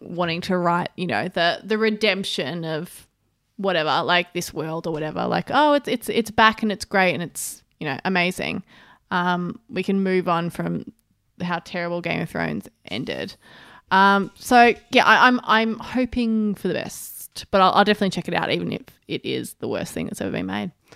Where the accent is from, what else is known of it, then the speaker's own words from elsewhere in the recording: Australia; as an Australian